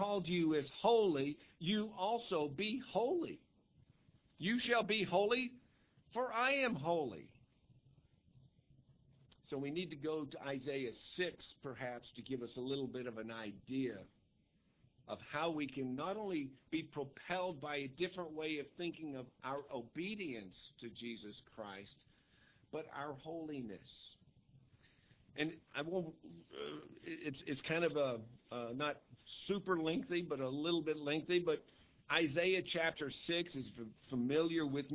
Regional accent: United States; I'm an American.

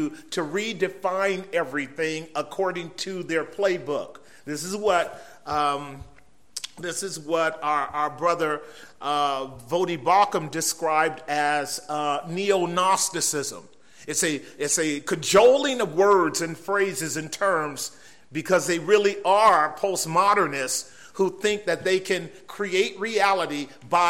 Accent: San Francisco Bay Area, California, United States; we're from the San Francisco Bay Area, but not quite San Francisco. We are across the water in much more milder territory, if you will, and we've been there all of our lives.

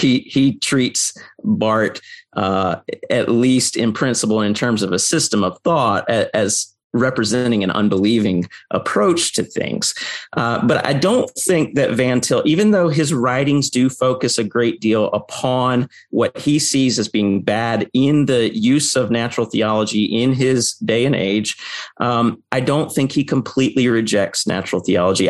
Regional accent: United States; I grew up in the American public school system

